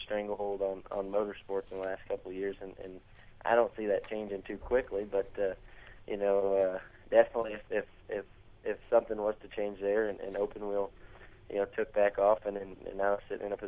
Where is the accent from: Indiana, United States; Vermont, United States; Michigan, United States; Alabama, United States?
Indiana, United States; growing up in Indiana